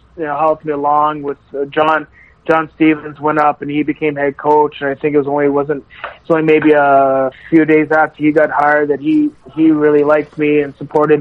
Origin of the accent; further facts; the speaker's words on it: Canada; we have two Nipah natives